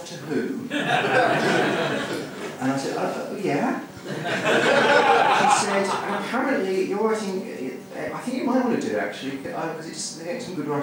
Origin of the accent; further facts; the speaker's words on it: Surrey, South East England, United Kingdom; also born or lived in London; I'm from Surrey